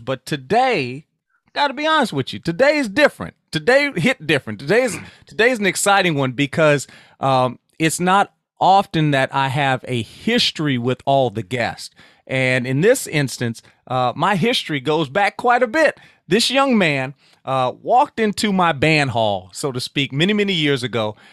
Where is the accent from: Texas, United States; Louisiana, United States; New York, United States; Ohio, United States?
Louisiana, United States; Sulphur; We are Southwest Louisiana, uh, Sulphur, Louisiana specifically